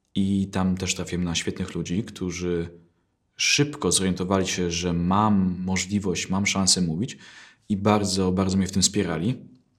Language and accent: Polish; Poland; jestem Polakiem, tylko mam wadę wymowy